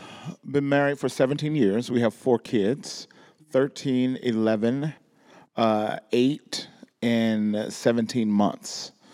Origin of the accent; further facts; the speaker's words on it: Mississippi, United States; moved away as an adult; now in California, United States; I grew up in Mississippi, met my wife in Mississippi.